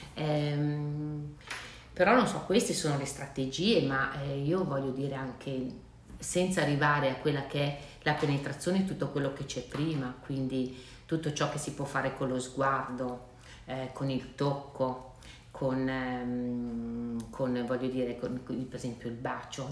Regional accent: Milan, Lombardy, Italy; io sono di Milano, visito a Milano

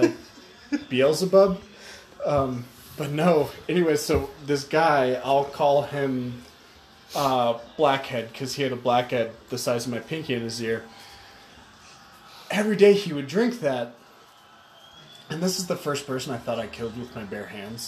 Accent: California, United States; moved away; I'm from California

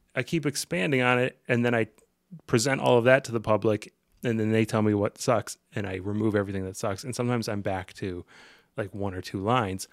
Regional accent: Ohio, United States; moved away as an adult; also born or lived in Portland / Seattle; I'm from Ohio

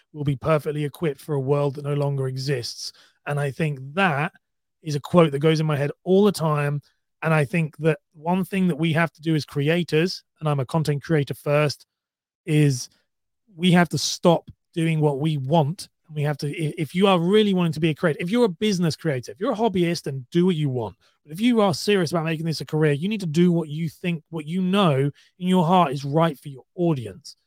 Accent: United Kingdom; I'm from the U K

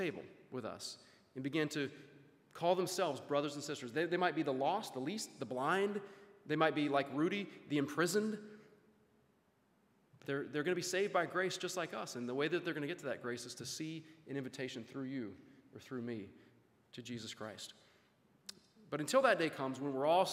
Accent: Louisiana, United States; I grew up in Louisiana, went to school there

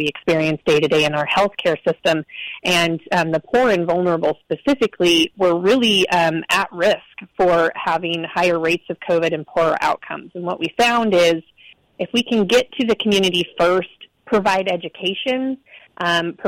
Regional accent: Eastern Oregon, United States; I grew up in Eastern Oregon, very rural community

